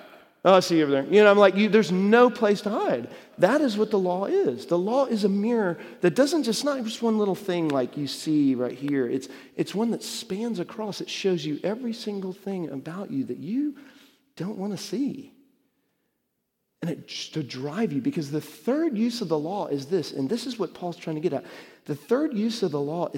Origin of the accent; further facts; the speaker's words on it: Dallas, Texas, United States; when I was growing up in Dallas, really young